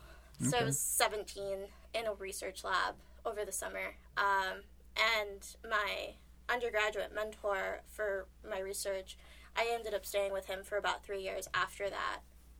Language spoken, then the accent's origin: English; El Paso, Texas, United States; moved away as an adult; now in Rochester, United States; I'm from El Paso, Texas.